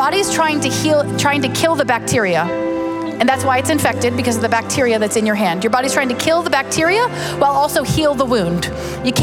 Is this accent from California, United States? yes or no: no; Pittsburgh, Pennsylvania, United States; I'm from Pittsburgh